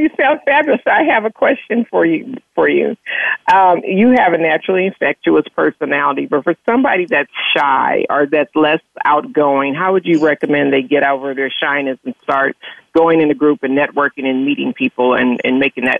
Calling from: California, United States; I'm calling from California.

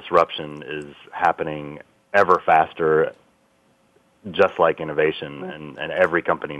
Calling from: Dublin, California, United States; I'm calling in from the Bay Area in California in a small town called Dublin, not the one in Ireland.

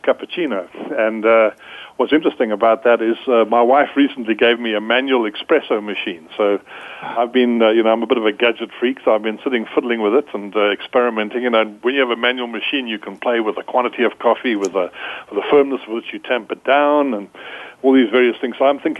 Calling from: Charlotte, North Carolina, United States; I'm calling out of Charlotte in North Carolina, so it's also 3:15 for me.

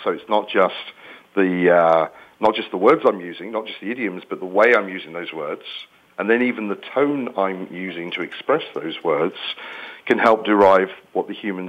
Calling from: Orlando, Florida, United States; Aha, so I'm in sunny Orlando.

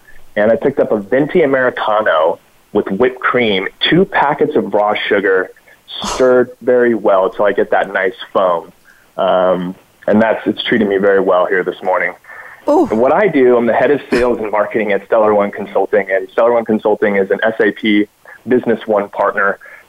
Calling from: Lake Forest, California, United States; So I am calling from my office in Lake Forest, California, which is, for those that aren't familiar with the area, about an hour south

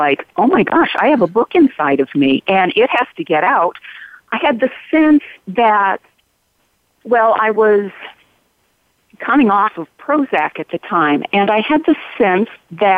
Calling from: Sisters, Oregon, United States; Well, from my office in Sisters, Oregon, edge of the Circle of Fire. Dry side of Oregon.

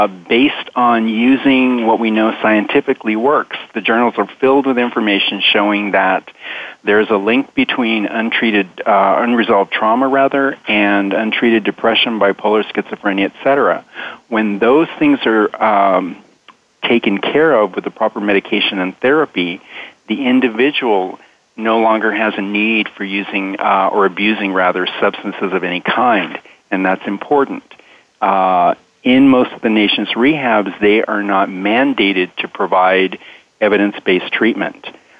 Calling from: San Diego, California, United States; I'm calling from San Diego, California

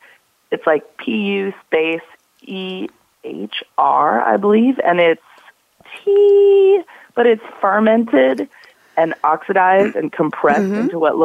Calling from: Oakland, California, United States; I am calling from Oakland, California, mm-hmm. at my home

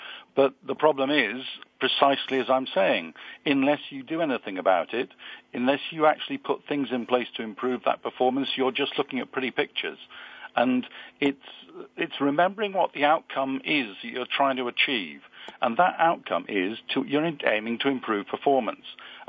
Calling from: London, United Kingdom; I'm calling from sunny London.

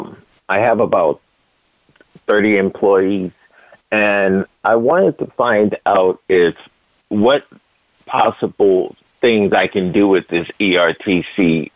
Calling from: Los Angeles, California, United States; Los Angeles.

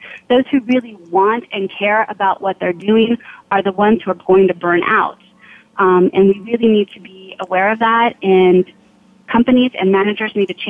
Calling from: California, United States; I am calling from my home office in not-so-sunny California.

